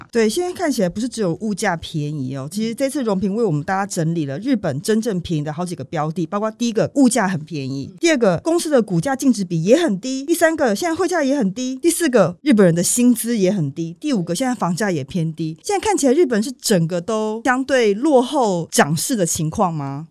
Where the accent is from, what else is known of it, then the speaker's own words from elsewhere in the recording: Taiwan; 对于我们台湾人来说